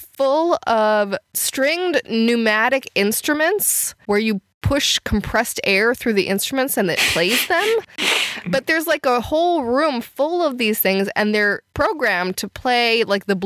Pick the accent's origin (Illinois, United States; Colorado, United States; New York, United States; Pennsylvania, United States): Illinois, United States; Chicago; I grew up in the Chicago area